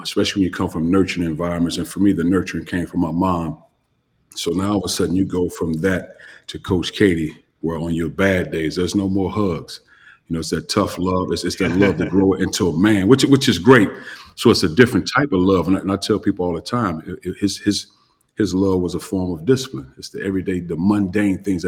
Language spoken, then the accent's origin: English; East St. Louis, Illinois, United States; moved away as an adult; also born or lived in West Lafayette, Indiana; I grew up in East St. Louis, Illinois